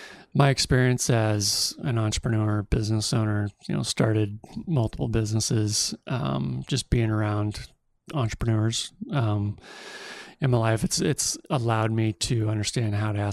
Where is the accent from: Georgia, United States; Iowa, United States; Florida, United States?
Iowa, United States; Cedar Rapids; I'm from Cedar Rapids originally.